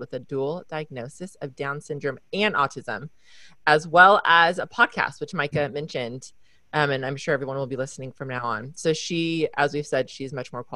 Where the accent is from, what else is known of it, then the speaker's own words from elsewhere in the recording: California, United States; as a Californian